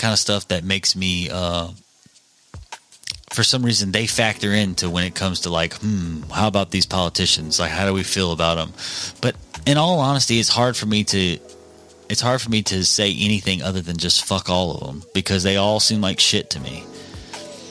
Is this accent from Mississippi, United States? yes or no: yes; Mississippi, United States; also born or lived in Pike County, Mississippi; a citizen of Mississippi, our state, our home